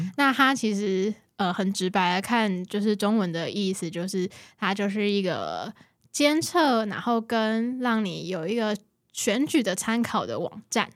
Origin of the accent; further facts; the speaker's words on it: Kaohsiung, Taiwan; 我都会跟大家介绍我是高雄人